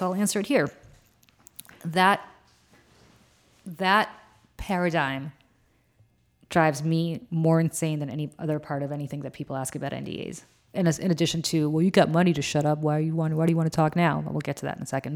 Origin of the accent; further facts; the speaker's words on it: New Jersey, United States; I'm from New Jersey